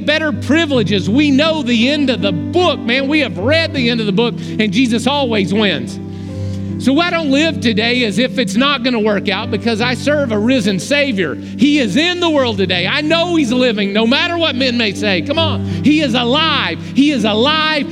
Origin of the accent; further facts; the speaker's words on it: Oklahoma, United States; We're from Oklahoma